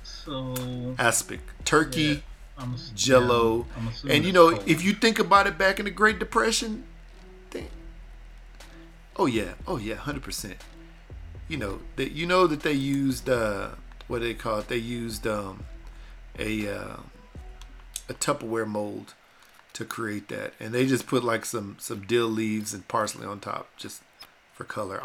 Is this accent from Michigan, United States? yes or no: no; Texas, United States; I was born in Texas and raised by parents who could cook